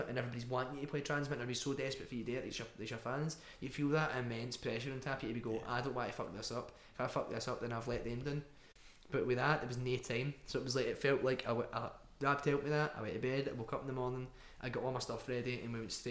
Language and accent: English; Glasgow, Scotland, United Kingdom; accent: Scottish; we're quite a Glaswegian band